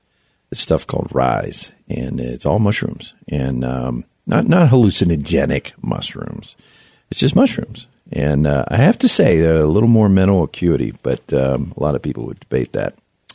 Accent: Florida, United States; moved away; I grew up in Florida

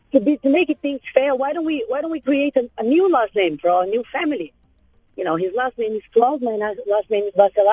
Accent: Brazil; also born or lived in Australia; now in Dubai, United Arab Emirates; I am originally from Brazil. My husband is Australian. We used to live in Australia before we came to Dubai.

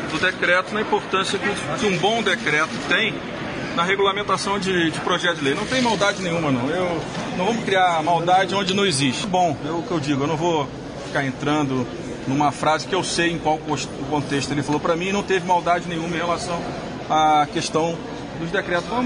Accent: Brazil; Eu torço para esse país. Eu sou brasileiro.

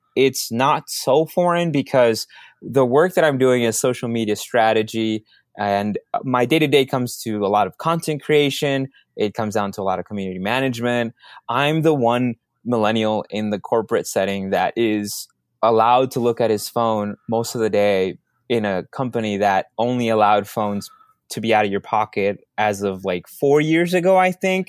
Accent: Minneapolis, Minnesota, United States; also born or lived in Dallas, Texas / Mexico; I grew up in Minneapolis, so I don't have the heavy Minnesota, uh, a, personality that some of my friends have

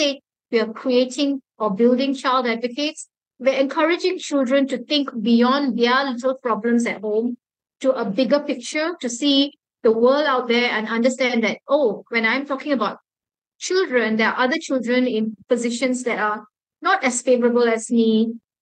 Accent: Malaysia; Being a Malaysian

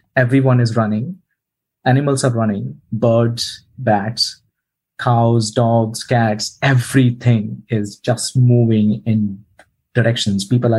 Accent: Bhopal, Madhya Pradesh, India; moved away as an adult; now in New Zealand; I was born in India. I'm from this very small town called Bhopal.

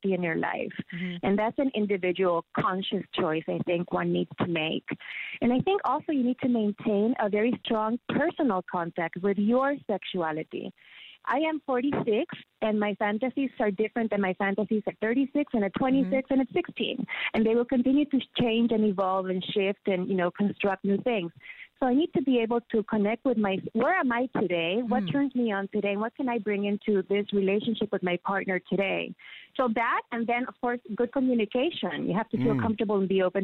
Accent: San Juan, Puerto Rico; moved away; I am in San Juan, Puerto Rico, in my hometown. I'm back home, finally.

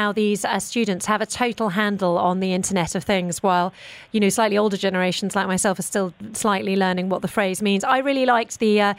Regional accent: United Kingdom; I'm very British.

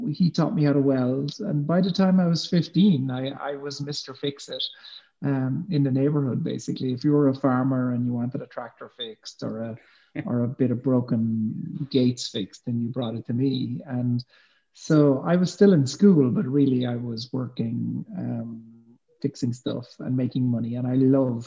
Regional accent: West Cork, Munster, Ireland; accent: Irish; I grew up on a farm in West Cork in the south of Ireland

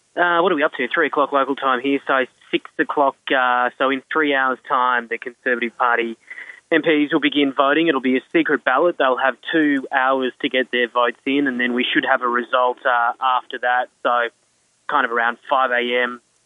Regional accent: Australia; now in United Kingdom; I, as an Australian

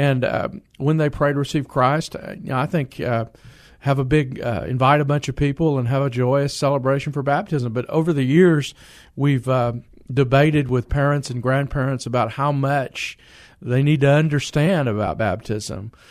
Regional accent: San Antonio, Texas, United States; I grew up on the south side of San Antonio

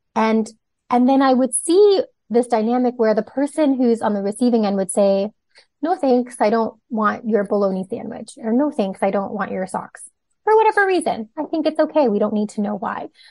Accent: Toronto, Ontario, Canada; also born or lived in Hong Kong / Singapore; I was born in Hong Kong, lived a few okay. years in Singapore, um, but most of my life has been spent in Toronto, different parts of Toronto

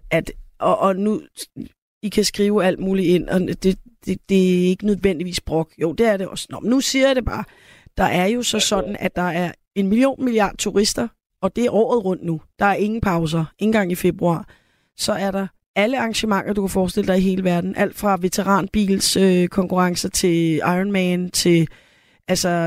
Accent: Søvind, Central Denmark Region, Denmark; also born or lived in Copenhagen; Så jeg blev født i København, og så, da jeg var to år, flyttede vi til Jylland, så jeg har også boet, øh, indtil, indtil jeg skulle starte i første klasse, så boede vi i, øh, uden for en by, der hedder Søvind, over øh, ved Horsens.

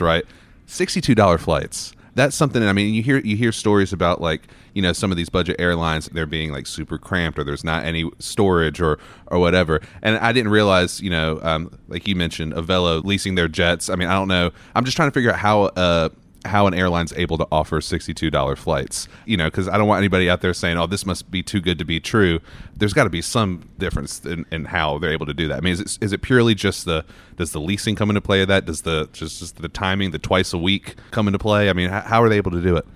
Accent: near Charlotte, North Carolina, United States; now in Knoxville, United States; I'm from North Carolina, and my mom just recently moved from, uh, you know, where I grew up, near Charlotte

